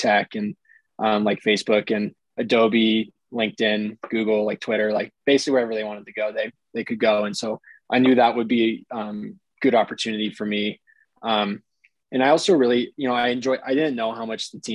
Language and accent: English; San Mateo, California, United States; I grew up in San Mateo, which is about 30 minutes north.